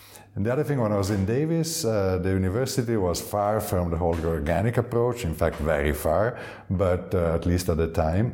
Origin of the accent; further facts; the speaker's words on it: Milan, Lombardy, Italy; also born or lived in Chianti, Tuscany; now in Gaiole in Chianti, Italy; we grew up in Milano. My father wasn't making wine as his main activity.